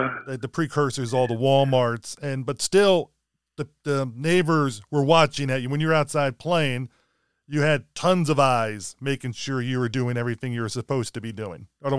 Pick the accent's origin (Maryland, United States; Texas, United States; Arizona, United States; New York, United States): Maryland, United States; Baltimore; I grew up most of my life in Baltimore, so it's kind of a similar vibe.